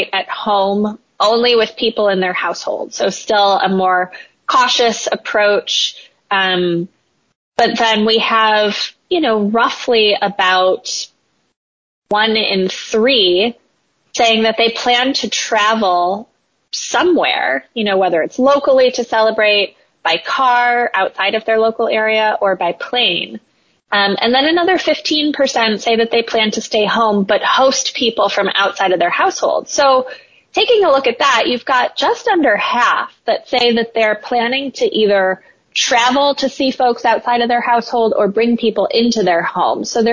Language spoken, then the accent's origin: English; Midwest, United States; moved away; As a Midwesterner, former Midwesterner